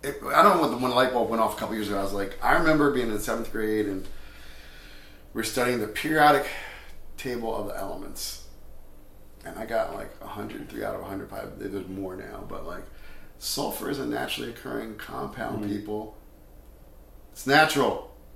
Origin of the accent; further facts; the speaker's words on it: New Jersey, United States; Because I grew up in New Jersey, and it's pretty flat here.